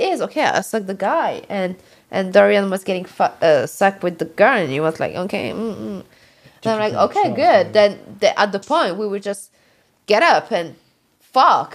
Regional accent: France; English is a second language; now in Los Angeles, United States; I'm born on the French island, so it's very far from the continent. But still, I'm very proud to be French.

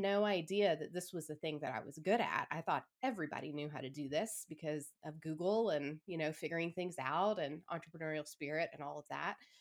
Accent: Atlanta, Georgia, United States; moved away as an adult; I started a, another studio back in my hometown

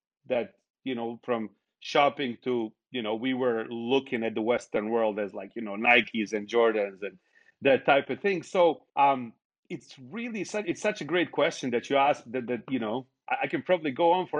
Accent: Sarajevo, Federation of Bosnia and Herzegovina, Bosnia & Herzegovina; moved away as an adult; now in United States; people were allowed to practice Islam in my hometown in Sarajevo

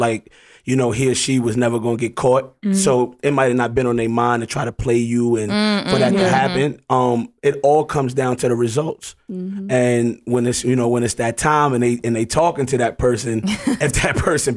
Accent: New York City, New York, United States; I'm just an animal, you know, from Harlem.

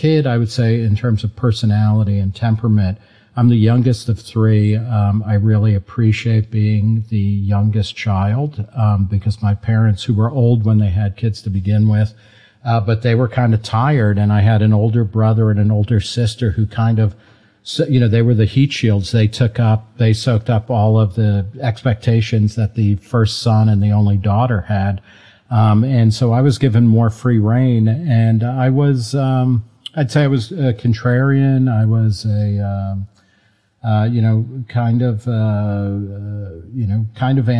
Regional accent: New Jersey, United States; I grew up in New Jersey

